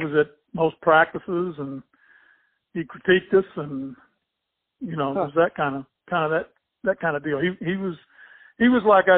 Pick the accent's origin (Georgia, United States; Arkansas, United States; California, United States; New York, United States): California, United States; born there; also born or lived in Fort Lewis, Washington / Fort Knox, Kentucky / Puerto Rico / Columbus; we moved there when I was 14, but we were all born in different places. I was born in California.